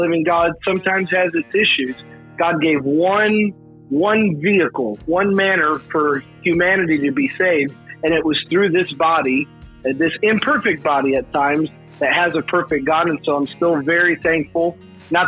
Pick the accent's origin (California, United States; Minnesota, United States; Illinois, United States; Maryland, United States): Illinois, United States; Chicago; also born or lived in Virginia Beach, United States; now in Tennessee, United States; I am born and raised in Chicago